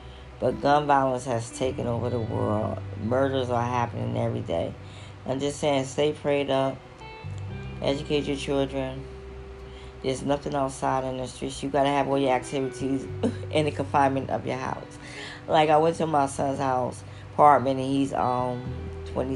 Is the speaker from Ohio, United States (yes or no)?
no; New York, United States; now in Philadelphia, United States; I'm from New York, but I live in Philly now